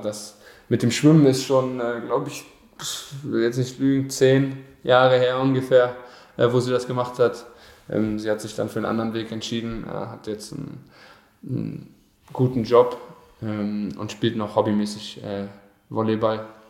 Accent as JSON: {"language": "German", "region": "Berlin", "country": "Germany", "tie": "born or raised there", "also_born_or_lived": "Brandenburg", "moved": "as an adult", "lives_now": "Bielefeld, Germany", "said": "ab der 6. Klasse bin ich dann auf die Sportschule gegangen und war dann sozusagen jeden Tag in Berlin. Also mehr in Berlin als in Brandenburg"}